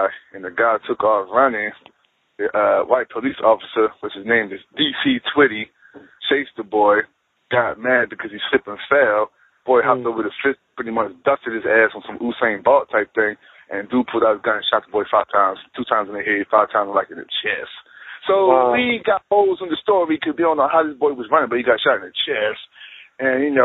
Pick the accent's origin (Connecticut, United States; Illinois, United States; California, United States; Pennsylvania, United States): Pennsylvania, United States; Philadelphia; now in Raleigh, United States; I'm from Philadelphia